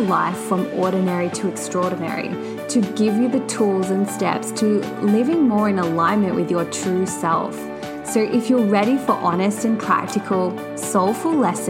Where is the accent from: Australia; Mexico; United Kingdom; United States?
Australia; Sydney, New South Wales; now in Gold Coast, Australia; I am from Sydney, Australia, residing on the sunny Gold Coast